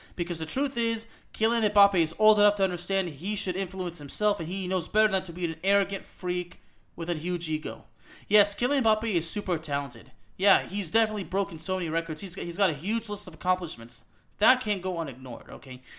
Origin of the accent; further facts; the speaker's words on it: Lyon, Auvergne-Rhône-Alpes, France; moved away; also born or lived in Décines-Charpieu / Villeurbanne; Dessine Charpieu is where I was born. I lived in Villeurbanne, I'm from Lyon